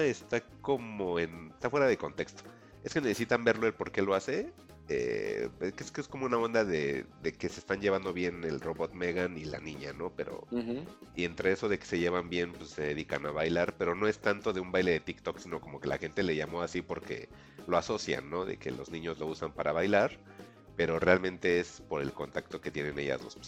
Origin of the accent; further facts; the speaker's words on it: Mexico; como mexicanos lo vamos a entender